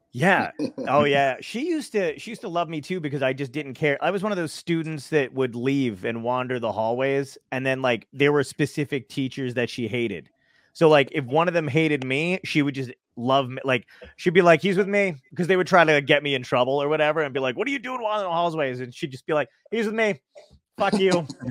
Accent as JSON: {"language": "English", "town": "New York City", "region": "New York", "country": "United States", "said": "I'm from Brooklyn originally"}